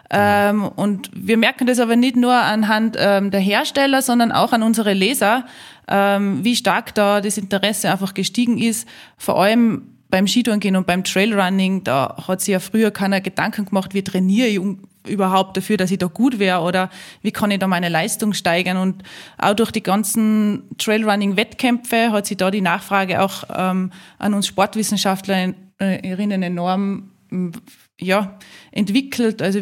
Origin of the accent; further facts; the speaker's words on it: Salzburg, Austria; ich bin in die Berge aufgewachsen, ähm, in der Nähe von Salzburg. Ähm, unser Haus steht mitten im Grünen.